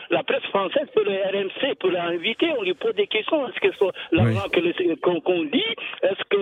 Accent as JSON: {"language": "French", "country": "Senegal", "moved": "yes", "lives_now": "Grenoble, France", "said": "en tant que Français euh, sénégalais euh, euh, en France"}